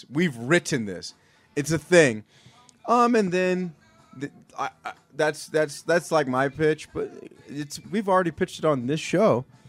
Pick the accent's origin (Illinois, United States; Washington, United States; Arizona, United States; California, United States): California, United States; Southern; I was a kid growing up in Southern California.